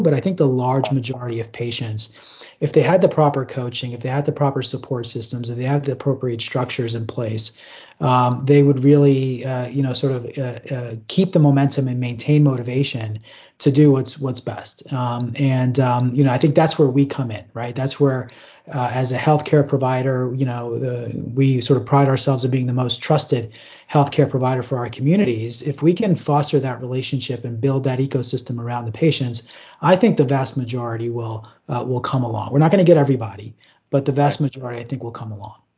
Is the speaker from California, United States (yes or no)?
no; East Coast, New Jersey, United States; moved away; also born or lived in Baltimore, Maryland; I grew up on the East Coast, trained in Baltimore, Maryland